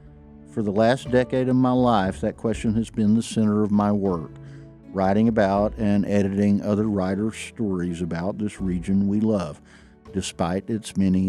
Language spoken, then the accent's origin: English; North Georgia mountains, United States; moved away as an adult; also born or lived in New York City; I grew up in the North Georgia mountains, but right after college, my desire to be a journalist took me to New York City.